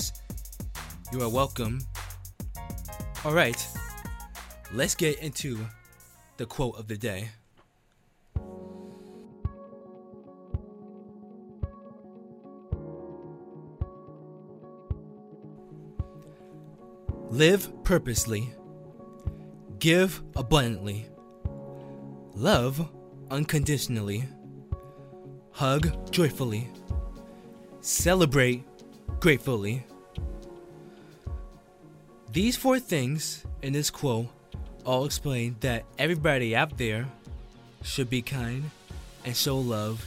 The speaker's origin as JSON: {"language": "English", "town": "Teaneck", "region": "New Jersey", "country": "United States", "tie": "born or raised there", "said": "I went back to my hometown. I live in Teaneck, New Jersey"}